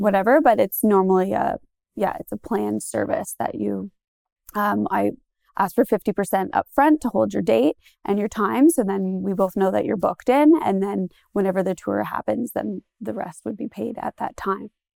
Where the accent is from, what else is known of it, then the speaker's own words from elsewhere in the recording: Goderich, Ontario, Canada; I'm from Godrich, uh, born and raised on a pig farm just outside of town.